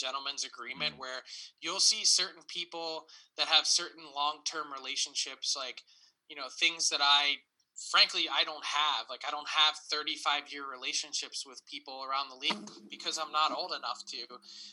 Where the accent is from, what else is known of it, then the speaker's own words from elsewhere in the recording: Philadelphia, Pennsylvania, United States; as a kid from Philly